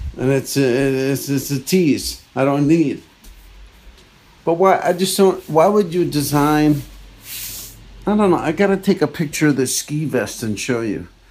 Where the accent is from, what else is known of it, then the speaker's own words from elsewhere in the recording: New Jersey, United States; I'm from Edgewater. I mean, I'm from New Jersey.